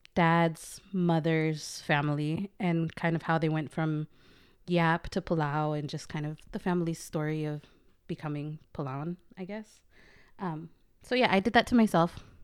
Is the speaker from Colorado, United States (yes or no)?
no; Portland, Oregon, United States; moved away as an adult; Portland, Oregon. I was born and raised there for just eighteen years